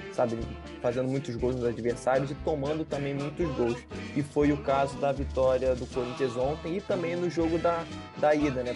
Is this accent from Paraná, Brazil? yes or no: no; Rio de Janeiro, Brazil; nós somos cariocas